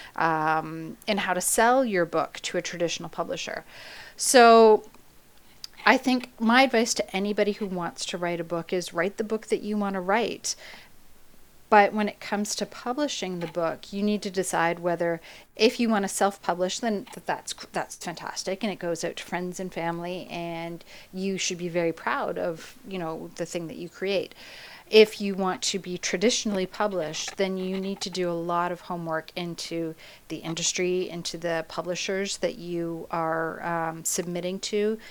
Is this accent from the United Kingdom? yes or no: no; Canada; I'm Canadian